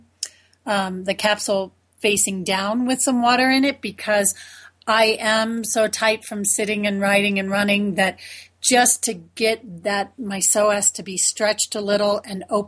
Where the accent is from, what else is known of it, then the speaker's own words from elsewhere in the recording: Florida, United States; I grew up in Florida